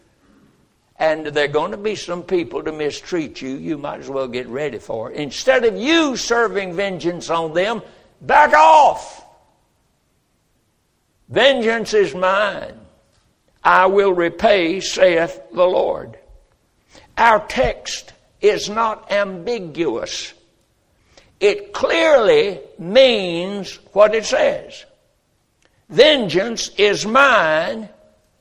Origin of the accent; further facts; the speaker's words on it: United States; I am an American, and I was born in this country